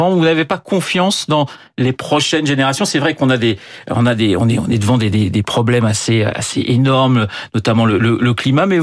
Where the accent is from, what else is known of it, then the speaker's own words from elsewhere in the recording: France; now in United States; États-Unis, je suis française, oui. je reste